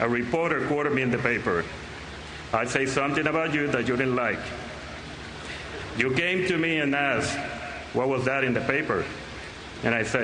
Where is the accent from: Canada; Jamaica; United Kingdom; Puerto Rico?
Puerto Rico; moved away; also born or lived in Seattle; when I was growing up in Puerto Rico